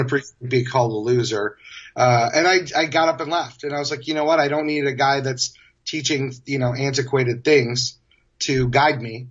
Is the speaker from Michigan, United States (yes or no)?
yes; Kalamazoo, Michigan, United States; moved away as an adult; now in San Francisco, United States; where I was born and raised in Michigan